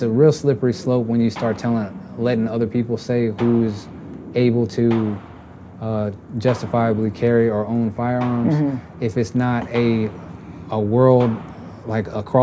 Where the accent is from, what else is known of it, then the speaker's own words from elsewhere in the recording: Texas, United States; I grew up in Texas